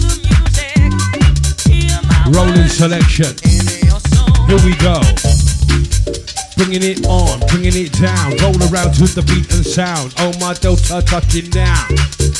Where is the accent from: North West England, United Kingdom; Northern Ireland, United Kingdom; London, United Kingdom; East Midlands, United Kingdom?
London, United Kingdom; I come from London as well